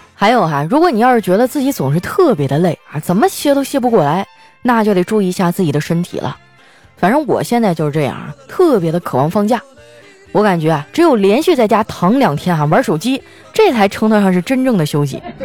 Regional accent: Northeast China, China; 在我们东北呢， 吃饭还是要拼体力的

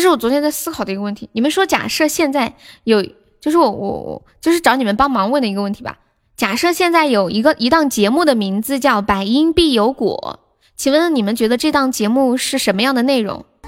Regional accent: Sichuan, China; accent: Sichuanese; 我是四川的，不是重庆的，但我这里离重庆挺近的

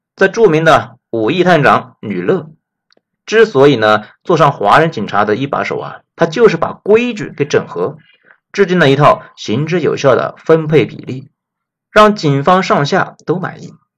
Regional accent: China; 作为内地人

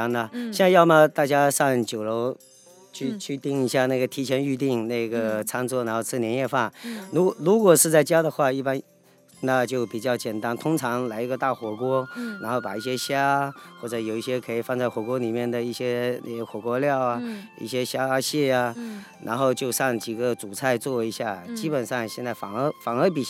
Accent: Fuzhou, Fujian, China; 我我我们这边福州这边也也有两种吃法

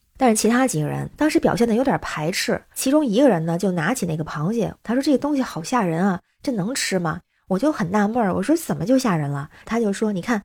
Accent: Tianjin, China; 我是天津人，一般到十月份的时候，天津一般会吃本地河蟹、海蟹，然后也有大闸蟹

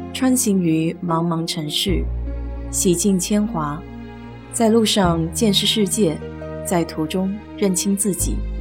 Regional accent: China; now in United States; 我们中国人

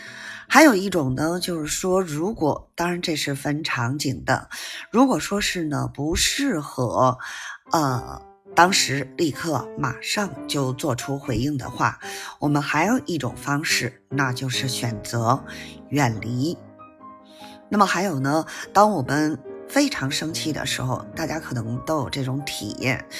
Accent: Beijing, China; ，咱们下期节目再

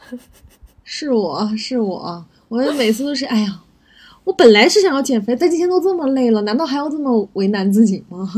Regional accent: China; 我们中国人的性格

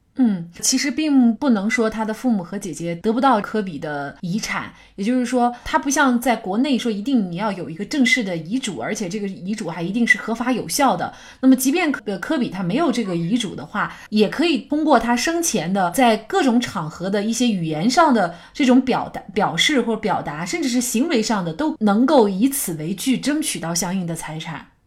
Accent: China; 我们中国人

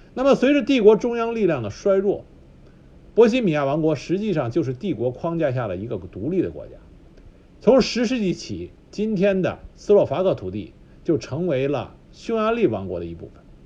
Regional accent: China; 我们中国人

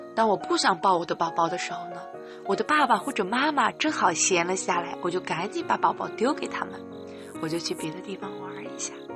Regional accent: Henan, China; 来到河南吧，来到我的家乡，来到我家

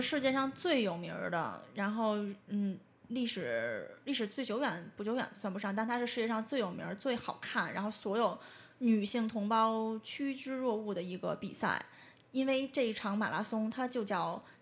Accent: Beijing, China; 像我们这种真的北京人会觉得我们生在这养，在这里了

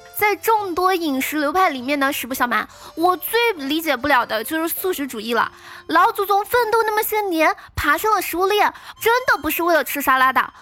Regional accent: Northeast China, China; 我们东北人

